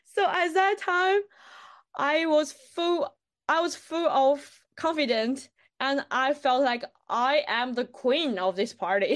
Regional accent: China; English is a second language; moved away as an adult; now in Bristol, United Kingdom; when I was in China

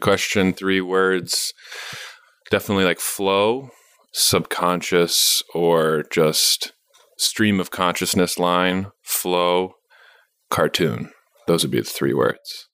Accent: Madison, Wisconsin, United States; also born or lived in San Francisco, California / Minnesota / New York City; I'm from Madison, but I went to school in Mini-, Minnesota, and I was sort of from the West Side

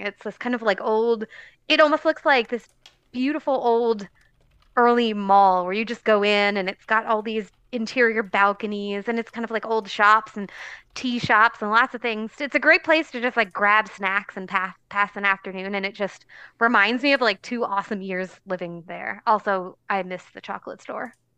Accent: New Jersey, United States; I'm from New Jersey. The town I grew up in had a garbage dump

